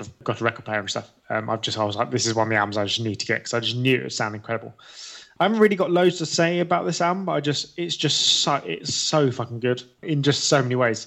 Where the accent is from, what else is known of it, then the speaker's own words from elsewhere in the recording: England, United Kingdom; we're both English